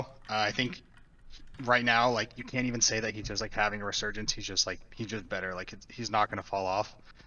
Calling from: California, United States; Orange County, California.

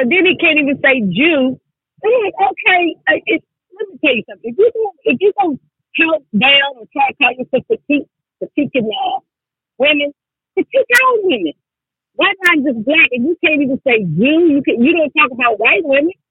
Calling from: Charlotte, North Carolina, United States; I'm calling from Charlotte, North Carolina.

